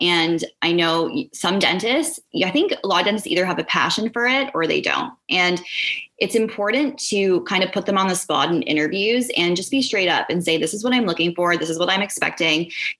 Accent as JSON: {"language": "English", "town": "Oakville", "region": "Ontario", "country": "Canada", "said": "I was sort of set on living and working downtown Toronto because I was from Oakville."}